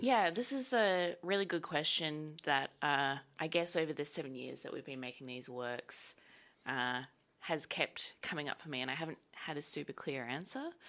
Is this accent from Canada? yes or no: no; Sydney, New South Wales, Australia; moved away as an adult; now in Melbourne, Australia; so I'm from Sydney originally, and I moved down to Melbourne to go to V C A in twenty fifteen